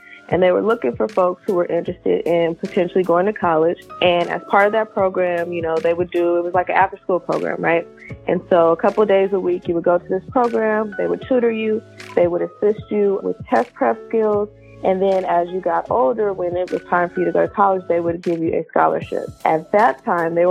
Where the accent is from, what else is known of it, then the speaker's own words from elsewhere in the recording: Richmond, California, United States; I grew up in Richmond, California